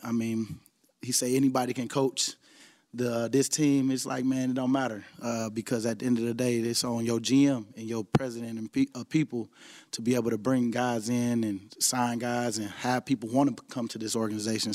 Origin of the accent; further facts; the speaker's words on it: Chicago, Illinois, United States; I grew up in Chicago. I've lived here my whole life